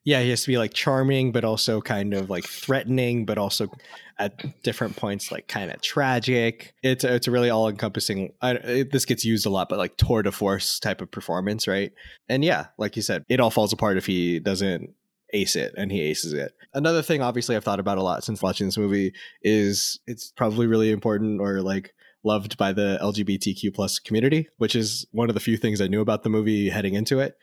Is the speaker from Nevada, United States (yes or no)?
yes; Las Vegas, Nevada, United States; I grew up in Las Vegas